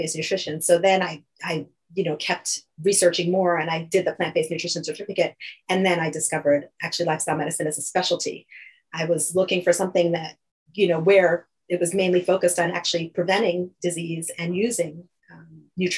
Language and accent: English; New York, United States; moved away as an adult; also born or lived in Fort Lauderdale, Florida; now in Bennington, United States; I'm initially from New York, actually. As you can tell, I did my training and everything there. I grew up there